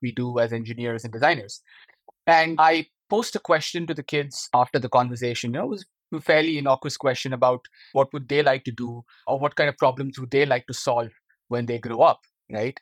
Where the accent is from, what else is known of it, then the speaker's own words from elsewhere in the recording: India; moved away as an adult; now in Netherlands; my hometown in India